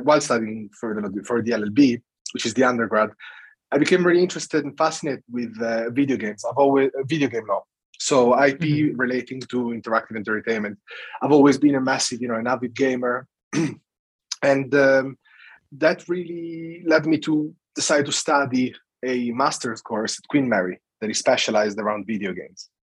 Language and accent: English; Italy; English is a second language; moved away as an adult; also born or lived in United Kingdom; now in London, United Kingdom; I come from Italy